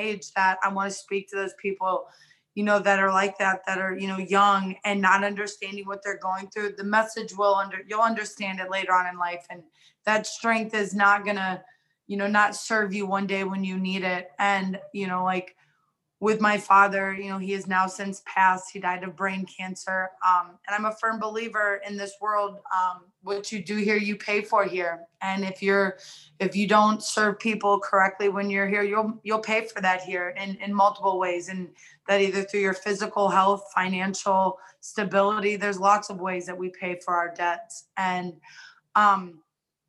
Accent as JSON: {"language": "English", "town": "Cuyahoga Falls", "region": "Ohio", "country": "United States", "tie": "born or raised there", "also_born_or_lived": "Atwater, Ohio / Rootstown, Ohio / Cleveland, Ohio / Las Vegas, Nevada", "moved": "as an adult", "said": "grew up in Cuyahoga Falls. We moved back to Rootstown, and then that's where I ended up graduating from"}